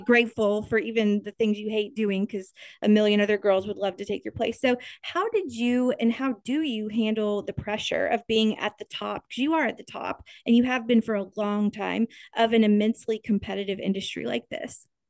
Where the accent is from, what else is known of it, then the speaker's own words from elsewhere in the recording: Topeka, Kansas, United States; growing up in Kansas at, at this time